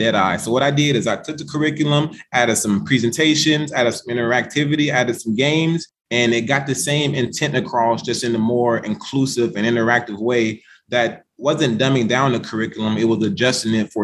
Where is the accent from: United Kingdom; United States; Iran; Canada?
United States; Chicago, Illinois; I'm from Chicago Public Schools. I graduated salutatorian of my high school class in the south side of Chicago